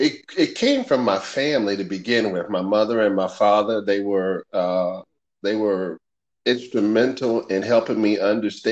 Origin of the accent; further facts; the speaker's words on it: Winston-Salem, North Carolina, United States; I was raised in Winston-Salem, North Carolina